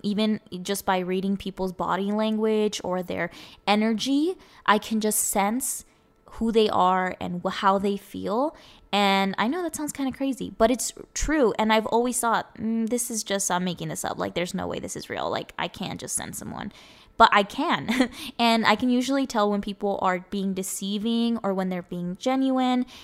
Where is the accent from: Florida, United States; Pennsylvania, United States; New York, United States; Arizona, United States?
Arizona, United States; first language Spanish; English is a second language; I was born and raised in here in Arizona. I literally have grown up here my whole life